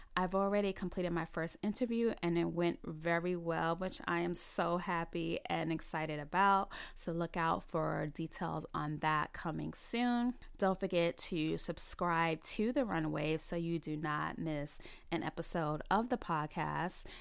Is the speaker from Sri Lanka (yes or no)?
no; New York City, New York, United States; also born or lived in South Carolina; I was born and raised in the Bronx, New York, and I have lived in the New York City area for all of my thirty-eight years.